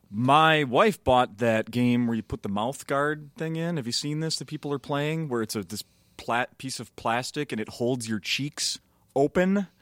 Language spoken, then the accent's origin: English; Minnesota, United States; I'm from Minnesota